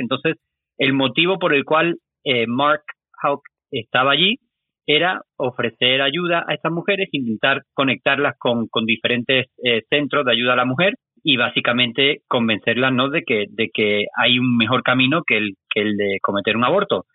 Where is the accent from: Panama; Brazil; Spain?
Spain; yo soy de España